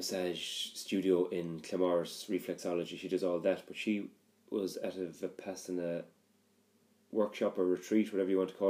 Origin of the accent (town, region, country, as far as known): west of Ireland, Ireland; born or raised there; moved away as an adult; now in Dublin, Ireland